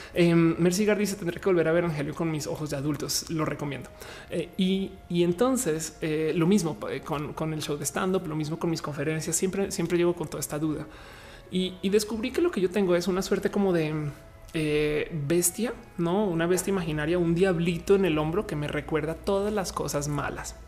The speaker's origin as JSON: {"language": "Spanish", "country": "Colombia", "moved": "yes", "lives_now": "Mexico", "said": "soy colombiana de paso, pero estoy en México"}